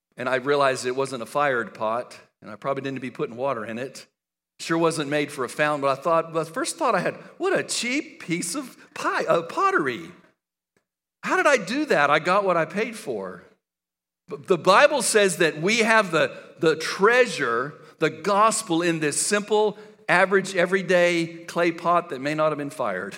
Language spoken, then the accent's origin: English; El Paso, Texas, United States; I grew up in West Texas and El Paso